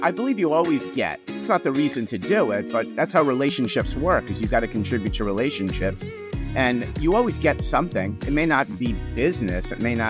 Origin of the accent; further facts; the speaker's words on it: New York, United States; now in New Jersey, United States; even though I'm a New Yorker forced to live in New Jersey against my will, but product of the 70s